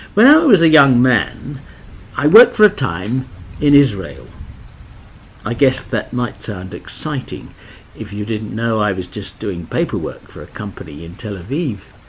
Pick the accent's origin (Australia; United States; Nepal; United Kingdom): Australia; also born or lived in Adelaide; I'm from Australia